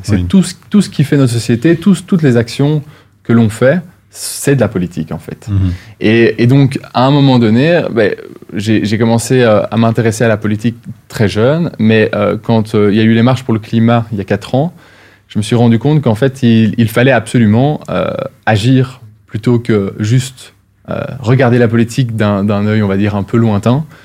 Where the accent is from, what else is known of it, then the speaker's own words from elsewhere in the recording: Wallonia, Belgium; en Wallonie, là d'où je viens.